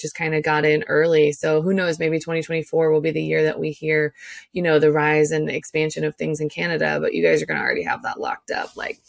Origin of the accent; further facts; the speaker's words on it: United States; as an American